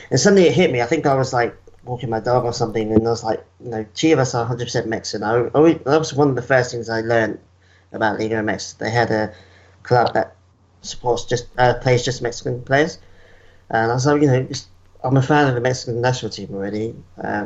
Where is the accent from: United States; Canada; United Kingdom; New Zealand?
United Kingdom; England; moved away as an adult; now in Perth, Australia; I've been here since 2012, but I was born and raised in England